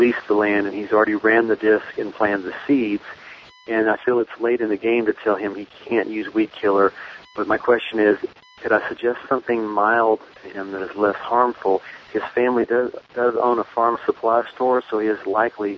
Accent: Texas, United States; I'm from Texas

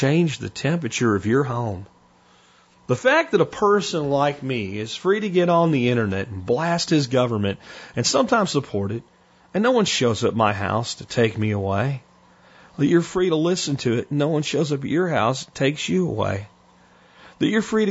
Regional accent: Florida, United States; accent: Florida; also born or lived in Pennsylvania; I moved from Pennsylvania to Florida with my family. My grandfather and his friends in Pennsylvania would always tell me, quote, "You're down there with them damn rebels." And the kids that I went to school with would sometimes call me a damn Yankee until I picked up a Florida accent

